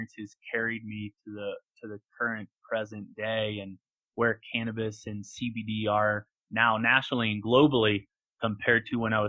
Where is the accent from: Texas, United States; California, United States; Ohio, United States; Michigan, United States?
Ohio, United States; Canton; moved away as an adult; also born or lived in Colorado; So I'm an Ohio native, born and raised in Canton, Ohio